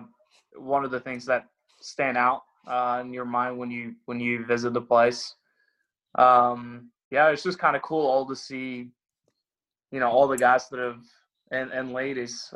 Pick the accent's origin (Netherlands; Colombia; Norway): Norway; moved away; I'm from Norway, so it's a little cooler. And I remember my first few years coming over here